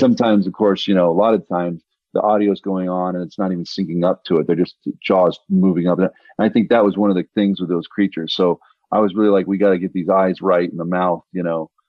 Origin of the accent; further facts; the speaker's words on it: Denver, Colorado, United States; when I was growing up in the 80s, I, I'm from Denver, Colorado